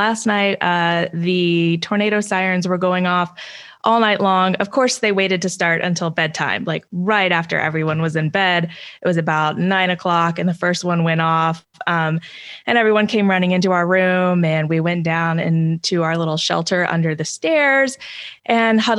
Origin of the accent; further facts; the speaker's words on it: Texas, United States; also born or lived in Spain / Turkey / New York / Georgia; I was born and raised in Texas, but I've also lived in Spain and Turkey and New York and Georgia and a myriad of places